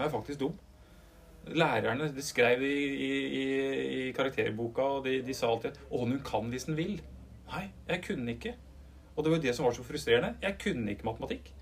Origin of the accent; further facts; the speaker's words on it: Upper Telemark, Norway; jeg er en dyslektiker fra Øvre Telemark